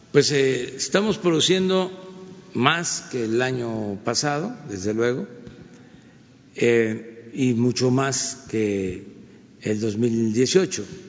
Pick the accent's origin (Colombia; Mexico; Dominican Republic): Mexico; como mexicano